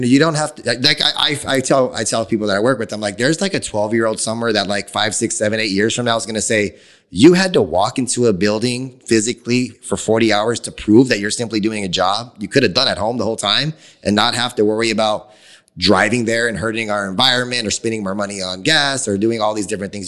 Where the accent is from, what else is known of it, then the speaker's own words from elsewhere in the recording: Phoenix, Arizona, United States; being born and raised in Phoenix